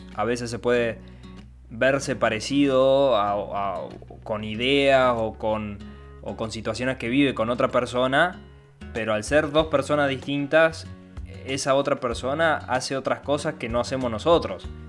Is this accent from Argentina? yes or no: yes; Argentina; nací acá en Argentina, soy argentino, bien argentino